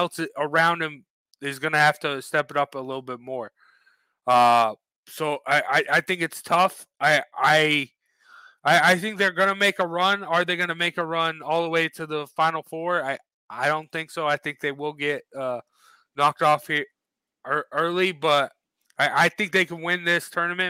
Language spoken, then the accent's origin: English; Connecticut, United States; as we're both from Connecticut.